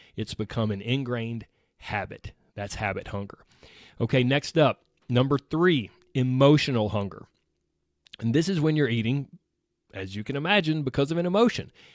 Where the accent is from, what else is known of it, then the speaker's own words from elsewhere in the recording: the South, United States; I was raised in the South where everything centers around food